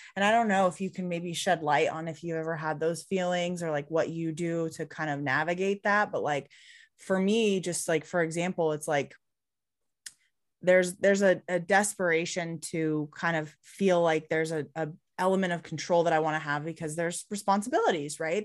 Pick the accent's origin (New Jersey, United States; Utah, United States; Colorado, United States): Colorado, United States; Highlands Ranch; I grew up, um, in Highlands Ranch, so, like, south